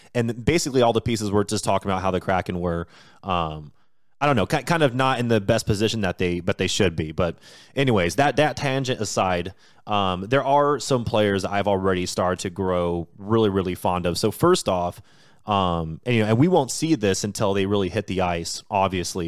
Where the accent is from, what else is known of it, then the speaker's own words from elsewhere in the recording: Washington, United States; I was born and raised in Washington State, just an hour south of Seattle